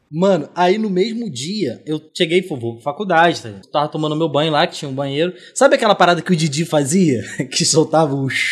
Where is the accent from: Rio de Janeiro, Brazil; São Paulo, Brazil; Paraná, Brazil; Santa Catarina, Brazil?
Rio de Janeiro, Brazil; São Gonçalo; eu não sou carioca não, mano. Sou do outro lado da ponte